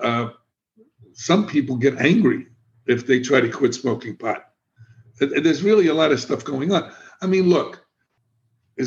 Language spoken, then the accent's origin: English; New York City, New York, United States; also born or lived in Miami; now in Florida, United States; I'm a kid from the South Bronx. I'm a street kid. I was in gangs.